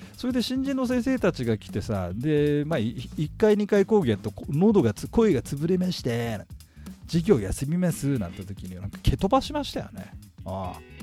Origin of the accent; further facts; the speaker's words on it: Tokyo, Japan; 私東京新宿出身でございましてですね